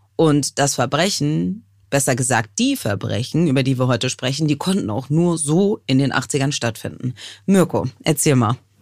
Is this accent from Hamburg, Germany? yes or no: yes; Hamburg, Germany; meiner Heimatstadt Hamburg